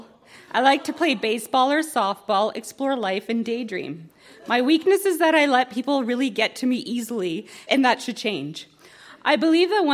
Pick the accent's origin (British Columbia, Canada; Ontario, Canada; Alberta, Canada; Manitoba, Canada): Ontario, Canada; Toronto; I was born on December 15, 1978, at Toronto General Hospital at 12:03 a.m.